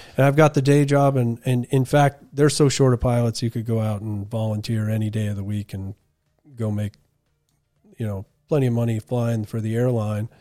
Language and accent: English; Wolfeboro, New Hampshire, United States; I grew up on Winnipesaukee, out on Melody Island.